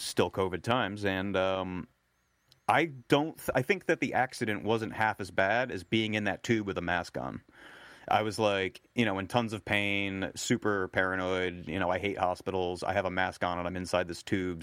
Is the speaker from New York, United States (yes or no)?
no; New Jersey, United States; I grew up in New Jersey